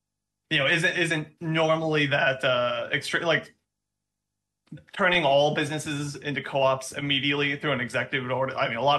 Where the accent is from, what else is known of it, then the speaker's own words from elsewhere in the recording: Minnesota, United States; And I'm also originally from Minnesota